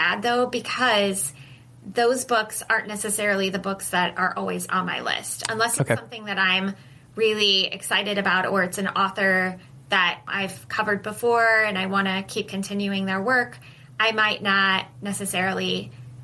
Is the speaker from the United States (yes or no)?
yes; Midwest, United States; I grew up in the Midwest